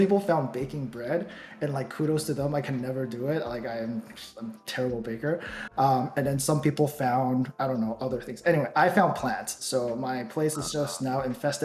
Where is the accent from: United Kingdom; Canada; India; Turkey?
Canada; Toronto, Ontario; also born or lived in Taiwan; I was born in Taiwan. You know, I moved to Toronto at a very young age. I've been in Toronto since then. Went to school here and everything